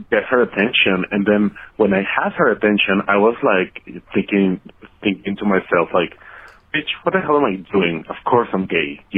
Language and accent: English; Mexico; now in Guadalajara, Mexico; I'm calling from Guadalajara, Mexico. I'm a gay cousin, 100% uh, Mexican